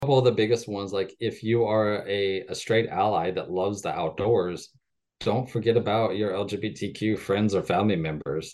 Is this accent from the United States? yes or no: yes; rural Missouri, United States; moved away as an adult; now in Fort Worth, United States; I currently live in Fort Worth, Texas, but I grew up, um, in rural Missouri